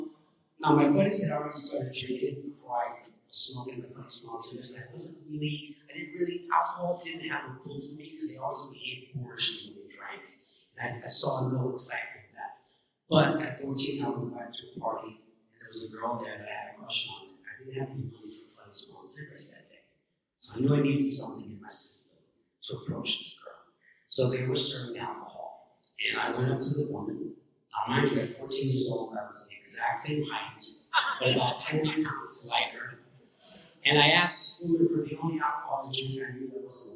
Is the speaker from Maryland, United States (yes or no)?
no; New York City, New York, United States; I grew up in New York City when people and kids lived outside, and I gravitated towards the Hamburg courts in Queens